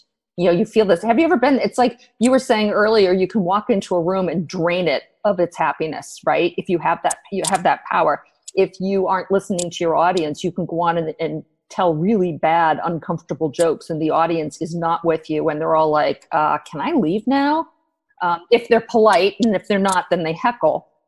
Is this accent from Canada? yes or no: no; United States; I am an American